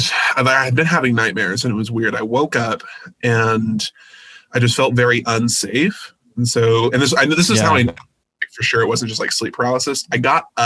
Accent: Visalia, California, United States; now in Fresno, United States; I was born and raised in Visalia, but I moved to Fresno about a year ago.

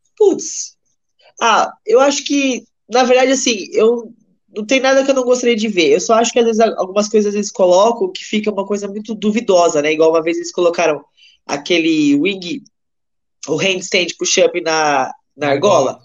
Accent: Cabreúva, São Paulo, Brazil; eu sou de Cabreúva

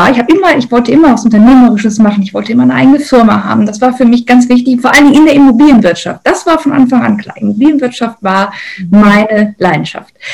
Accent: North Rhine-Westphalia, Germany; ich komme aus dem Ruhrgebiet, das äh, sage ich heute wirklich mit vollem Stolz und voller Überzeugung, das war aber nicht immer so.

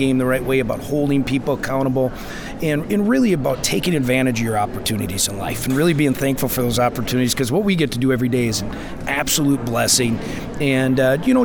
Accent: Neillsville, Wisconsin, United States; moved away as an adult; also born or lived in Marshfield, Wisconsin / Iowa / Nebraska; I'm originally from Neillsville. I was born in Marshfield

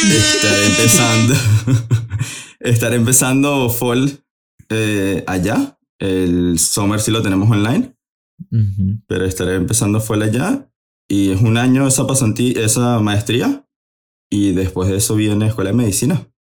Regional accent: Caracas, Capital District, Venezuela; now in United States; soy de Caracas, Venezuela

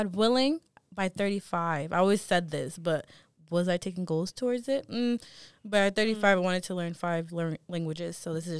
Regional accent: United States; we are American. We are so, we're, what is it, first generation? So our parents came to America.

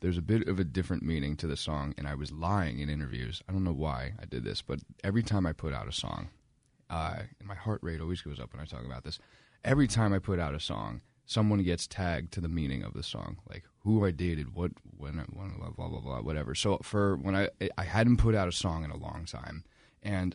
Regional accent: Rumson, New Jersey, United States; also born or lived in Boston; I'm from Rumson, New Jersey

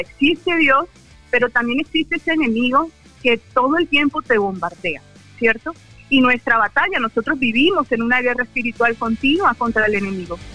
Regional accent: Barranquilla, Atlántico, Colombia; moved away as an adult; also born or lived in Cúcuta; now in Ocaña, Colombia; yo soy de Barranquilla, crecí allá y, y mi familia vive en Barranquilla

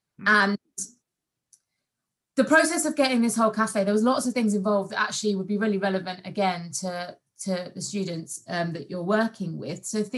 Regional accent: London, United Kingdom; also born or lived in Kent; So I'm originally from London via Kent, as my parents still live in Kent.

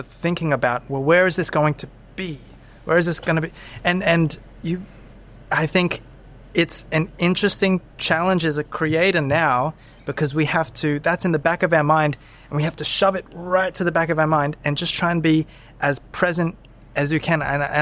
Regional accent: Brisbane, Queensland, Australia; also born or lived in Zephyrhills, Florida, United States; most of my memories these days are like from living in Brisbane, Australia. And I feel like I had a wonderful childhood

